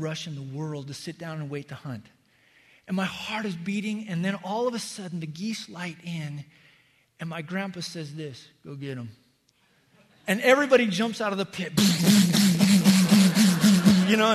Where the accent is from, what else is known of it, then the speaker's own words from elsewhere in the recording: Wyoming, United States; where I grew up in Wyoming